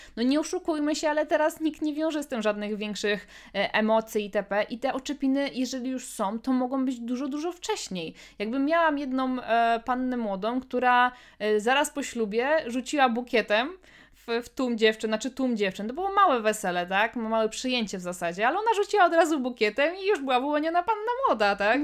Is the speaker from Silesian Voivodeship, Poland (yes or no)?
no; Łódź Voivodeship, Poland; u nas w Łódzkim